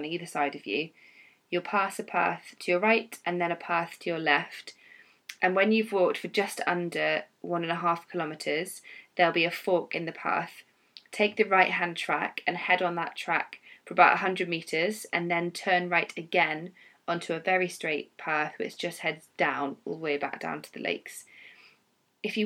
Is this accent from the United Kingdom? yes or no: yes; England, United Kingdom; now in Wales; as an English woman